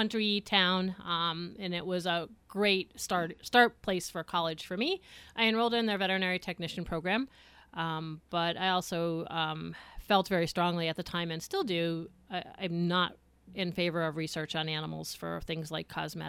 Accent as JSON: {"language": "English", "town": "Honesdale", "region": "Pennsylvania", "country": "United States", "tie": "born or raised there", "said": "I was born and raised in Honesdale."}